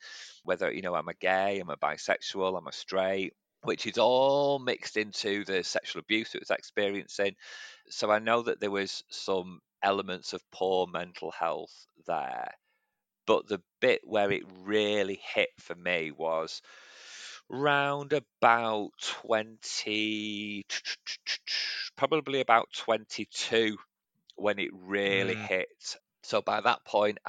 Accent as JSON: {"language": "English", "town": "Manchester", "region": "North West England", "country": "United Kingdom", "tie": "born or raised there", "said": "I grew up in actually the part of Manchester where Shameless was filmed, in Gorton, so in East Manchester"}